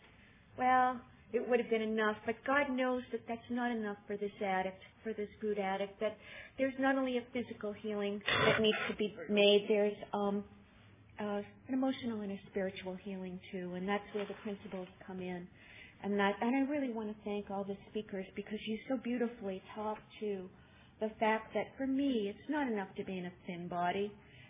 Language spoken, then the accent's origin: English; Boston, Massachusetts, United States; I'm from Boston